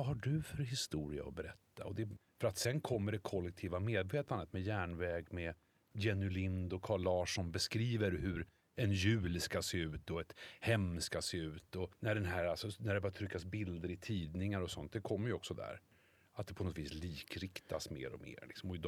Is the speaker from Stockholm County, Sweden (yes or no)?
yes; Stockholm, Stockholm County, Sweden; Men jag är från Bredäng. Bredäng har ingen historia.